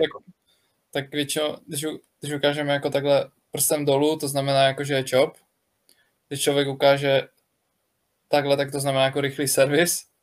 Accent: Ostrava, Moravian-Silesian Region, Czechia; jsem Ostravák a faním baníku

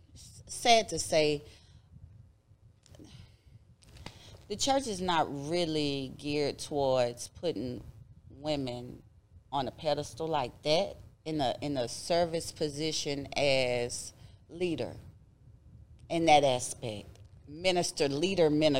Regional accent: United States; I grew up in South Park

